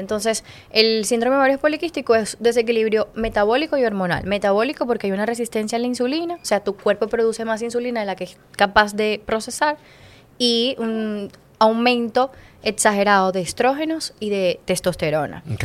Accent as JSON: {"language": "Spanish", "country": "Venezuela", "moved": "as an adult", "said": "en mi país"}